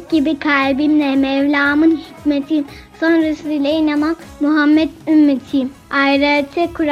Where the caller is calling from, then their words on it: Kahramanmaraş, Turkey; Ben 6 yaşındayım. Kahramanmaraş'tan katılıyorum.